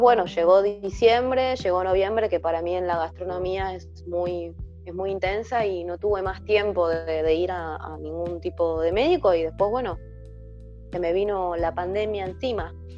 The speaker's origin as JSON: {"language": "Spanish", "country": "Argentina", "said": "soy de Argentina, en este momento vivo en, el Gran Buenos Aires, en Avellaneda."}